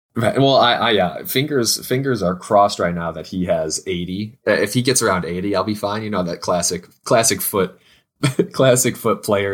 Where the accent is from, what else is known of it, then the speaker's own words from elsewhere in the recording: United States; two American homies